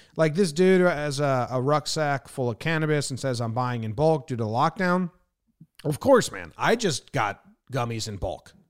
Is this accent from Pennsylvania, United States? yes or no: no; New Jersey, United States; moved away; also born or lived in Illinois / California; growing up in New Jersey